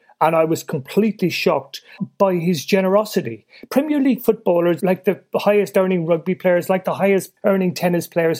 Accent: Ireland; I'm Irish born and raised

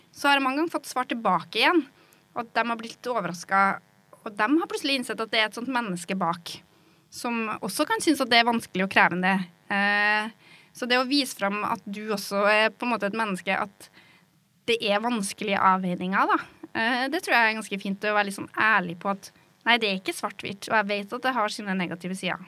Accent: Norway; accent: rural dialect (bygda); moved away as an adult; also born or lived in Oslo; det å snakke en litt sånn dialekt som åpenbart er fra bygda

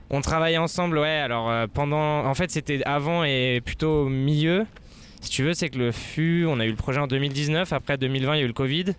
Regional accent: Annemasse, Auvergne-Rhône-Alpes, France; moved away as an adult; also born or lived in Mexico / Spain; Je suis d'Annemasse, je suis né ici

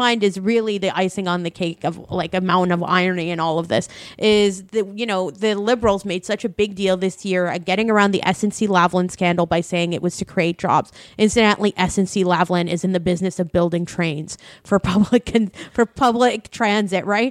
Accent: Windsor, Ontario, Canada; I grew up in Windsor, Ontario

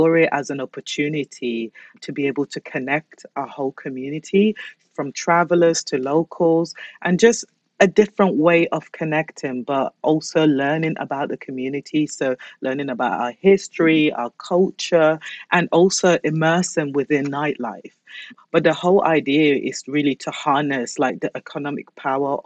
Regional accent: Basildon, East of England, United Kingdom; born or raised there; also born or lived in London

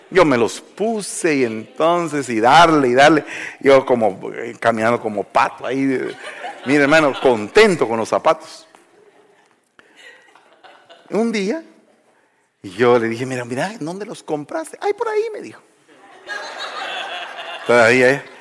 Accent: Guatemala; moved away; Entonces, yo vine de Guatemala y venía acá, y entonces vine aquí a pasar un periodo como el que todos pasamos, de ubicación

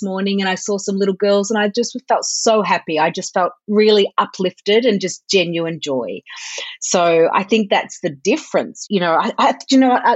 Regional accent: Melbourne, Victoria, Australia; also born or lived in Sydney / United Kingdom; Melbourne, which is actually my hometown

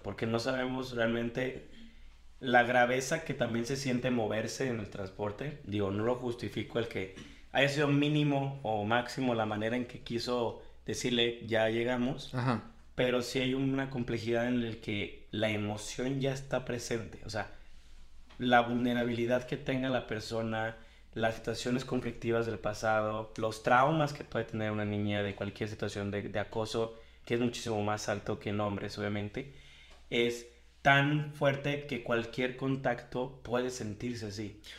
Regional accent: Guadalajara, Jalisco, Mexico; Yo soy de Guadalajara

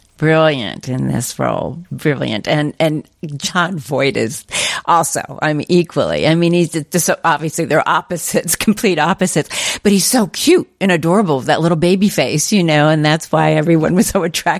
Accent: East Coast, northern New Jersey, United States; moved away; and I'm from the East Coast. I lived in northern New Jersey at the time, and I used to go to New York all the times during that time period.

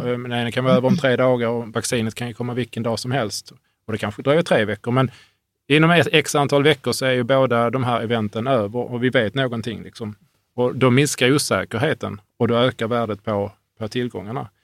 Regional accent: Hörby, Skåne, Sweden; i Hörby där jag växte upp.

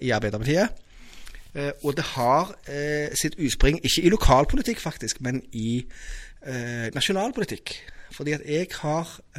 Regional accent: Stavanger, Rogaland, Norway; also born or lived in Mosterøy; jeg har vokst opp på Madla

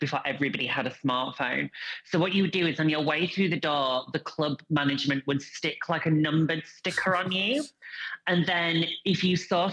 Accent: Bingley, Yorkshire and the Humber, United Kingdom; now in Brighton, United Kingdom; I'm from Bingers

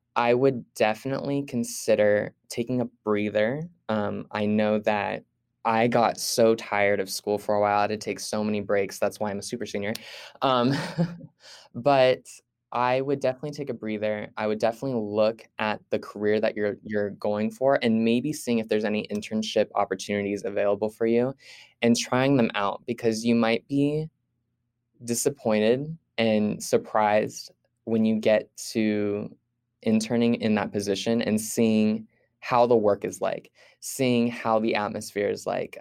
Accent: Fresno, California, United States; also born or lived in Visalia, California; I was born in Visalia, California, and moved to Fresno, California as a child.

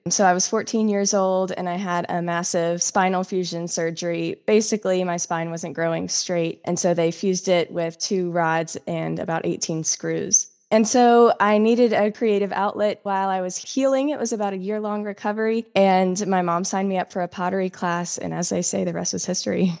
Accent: South Carolina, United States; moved away; I'm originally from South Carolina in the United States.

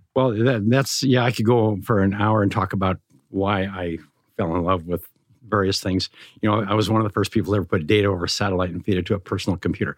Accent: Montana, United States; I grew up in Montana

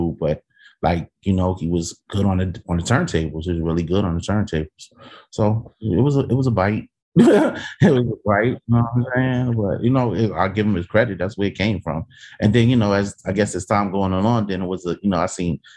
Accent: New York City, New York, United States; I'm from Soundview

